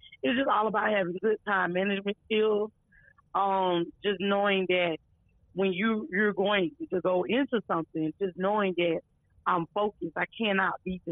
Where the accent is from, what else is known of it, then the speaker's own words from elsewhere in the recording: Lakeland, Florida, United States; Born and raised out of Florida. That's my hometown. Matter of fact, born and raised out of Lakeland, Florida.